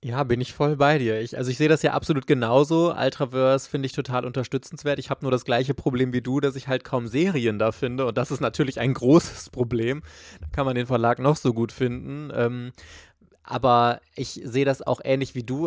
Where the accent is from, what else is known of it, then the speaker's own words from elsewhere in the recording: Germany; hier bei uns in Deutschland